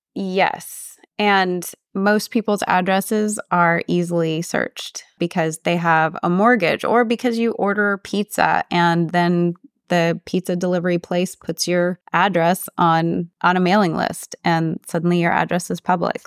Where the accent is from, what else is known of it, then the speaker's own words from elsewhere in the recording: Odessa, Texas, United States; all my family left my hometown of Odessa, Texas